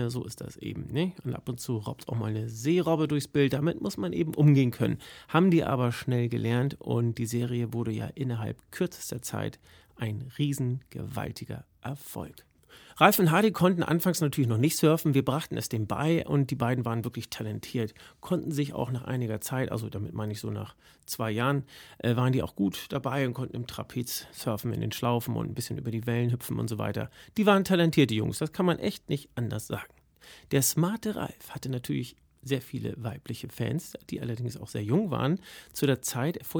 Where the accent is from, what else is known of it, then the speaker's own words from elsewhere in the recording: St. Peter-Ording, Schleswig-Holstein, Germany; Es war in meiner Heimat in St. Peter-Ording.